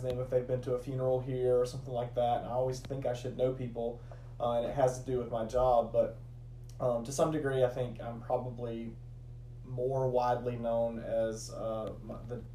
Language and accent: English; Rome, Georgia, United States; also born or lived in Great Falls, Virginia; now in LaGrange, United States; I'm originally from Rome, Georgia